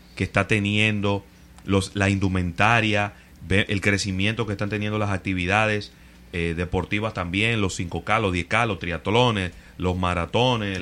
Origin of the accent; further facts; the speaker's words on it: Dominican Republic; somos los dominicanos